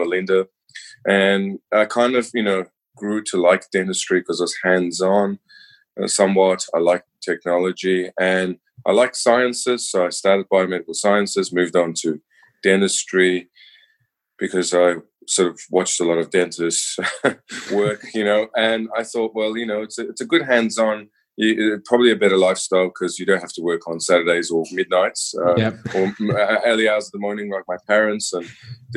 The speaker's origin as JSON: {"language": "English", "country": "New Zealand", "tie": "born or raised there", "said": "I'm born and bred in New Zealand."}